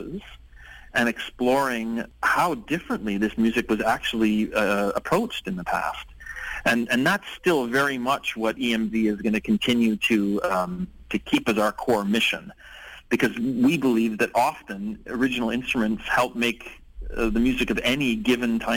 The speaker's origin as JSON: {"language": "English", "town": "Ottawa", "region": "Ontario", "country": "Canada", "moved": "yes", "lives_now": "Vancouver, Canada", "said": "I'm from Ottawa."}